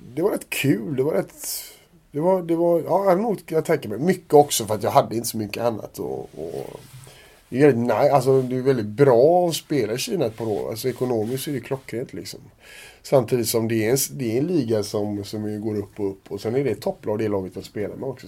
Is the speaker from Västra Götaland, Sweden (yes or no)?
yes; Gothenburg, Västra Götaland, Sweden; jag är göteborgare och höll på Blåvitt när jag var liten